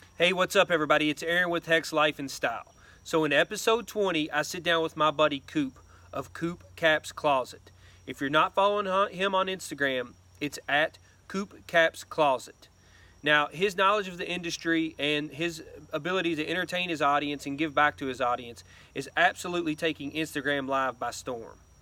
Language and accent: English; Kentucky, United States; accent: thick southern Kentucky; that thick southern that kind of that Kentucky accent